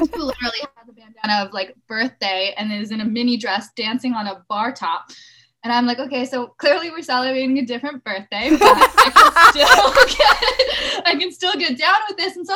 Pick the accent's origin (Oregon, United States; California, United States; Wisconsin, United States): California, United States; Los Angeles; Growing up in Los Angeles